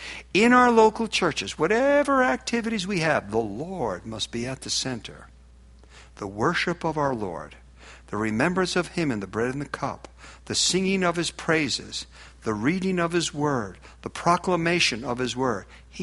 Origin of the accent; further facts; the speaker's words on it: Newark, New Jersey, United States; I was raised in Newark, New Jersey.